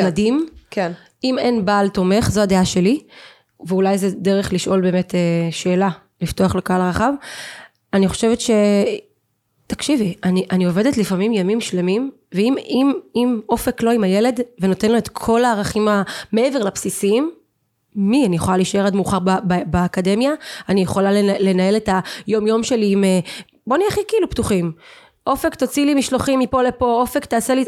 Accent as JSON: {"language": "Hebrew", "town": "Eilat", "region": "Southern District", "country": "Israel", "also_born_or_lived": "Central Israel", "moved": "yes", "said": "אני, אני אילתית, אוקיי? אילתית עיר קטנה, חמה, קטנה"}